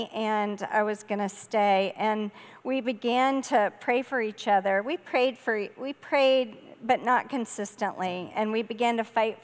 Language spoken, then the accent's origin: English; Charleston, South Carolina, United States; moved away as an adult; also born or lived in Minnesota; now in Connecticut, United States; I grew up in Charleston, South Carolina, on the water.